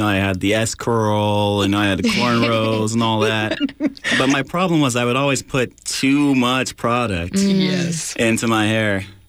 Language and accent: English; Southwest, United States; moved away; I'm personally from the Southwest